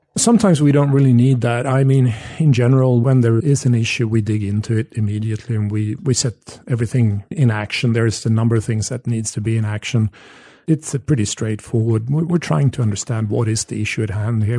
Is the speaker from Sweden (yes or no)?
yes; Sweden; I grew up in Sweden having an Australian father.